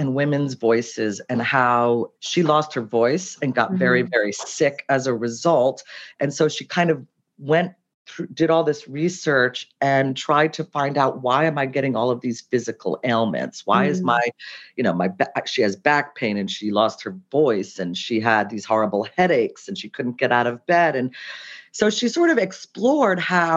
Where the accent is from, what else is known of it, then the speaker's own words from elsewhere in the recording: United States; moved away as an adult; also born or lived in Cincinnati, Ohio / New Jersey / Providence, Rhode Island; now in New York, United States; I grew up in Cincinnati and New Jersey, and I went to school in Providence